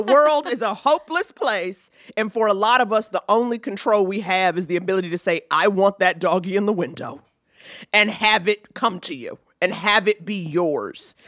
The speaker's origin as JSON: {"language": "English", "town": "New York City", "region": "New York", "country": "United States", "tie": "born or raised there", "said": "growing up in New York City"}